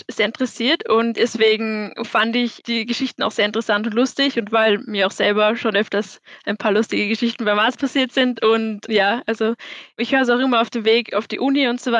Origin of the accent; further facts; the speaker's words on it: Vienna, Austria; Aber aufgewachsen und geboren bin ich in Wien.